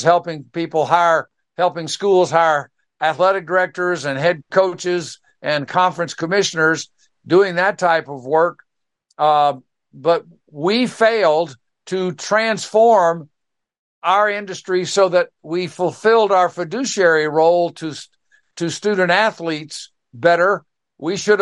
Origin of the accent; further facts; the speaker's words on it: Pensacola, Florida, United States; my hometown there of Pensacola